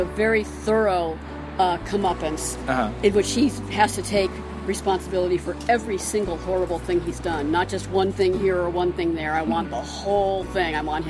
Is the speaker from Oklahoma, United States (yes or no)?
no; Santa Rosa, California, United States; I'm from Santa Rosa, California, and I've been listening to The Archers for about 7 or 8 years.